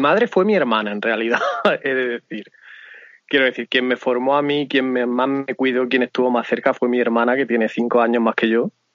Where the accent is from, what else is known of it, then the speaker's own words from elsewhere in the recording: Murcia, Region of Murcia, Spain; moved away; yo soy de Puente Docinos, de donde la Metropol. Y esto, aunque no llega a ser un pueblo